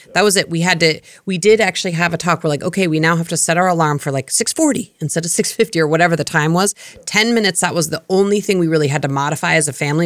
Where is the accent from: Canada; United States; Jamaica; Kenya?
United States; Colorado; moved away; I grew up in Colorado in a snowy climate